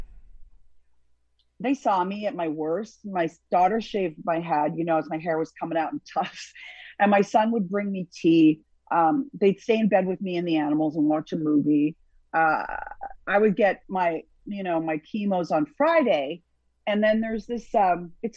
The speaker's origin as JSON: {"language": "English", "town": "Toronto", "region": "Ontario", "country": "Canada", "moved": "yes", "lives_now": "Hollywood, United States", "said": "I'm from Toronto."}